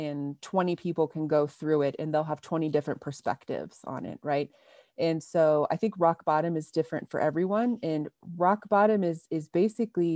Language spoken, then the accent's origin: English; Ohio, United States; moved away as an adult; also born or lived in Michigan / Oregon / Colorado; I was born and raised in Ohio